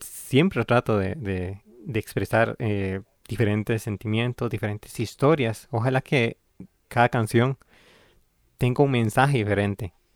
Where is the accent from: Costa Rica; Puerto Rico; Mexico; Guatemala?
Costa Rica; San Ramón, Alajuela; also born or lived in Tilarán, Guanacaste; crecí en San Ramón de Alajuela